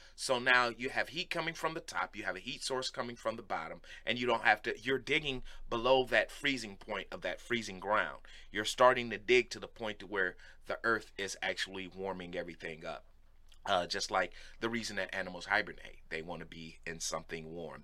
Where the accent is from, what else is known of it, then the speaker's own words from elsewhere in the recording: Cleveland, Ohio, United States; I'm from Cleveland